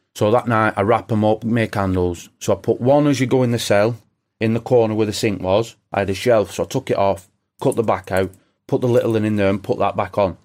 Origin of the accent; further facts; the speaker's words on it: England, United Kingdom; being English